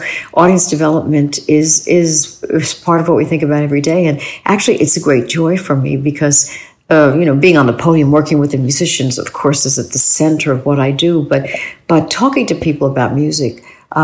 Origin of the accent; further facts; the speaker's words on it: New York City, New York, United States; I grew up in New York City, so we went to Carnegie